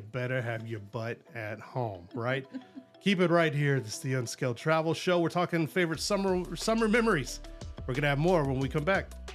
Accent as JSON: {"language": "English", "region": "Southeast Texas", "country": "United States", "tie": "born or raised there", "said": "we grew up in Southeast Texas, both of us"}